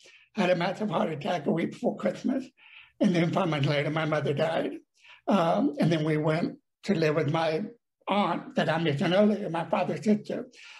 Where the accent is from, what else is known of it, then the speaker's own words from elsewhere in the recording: Dallas, Texas, United States; I was raised in Dallas, but at this time, they were on vacation visiting his sister and Jesse and Memphis.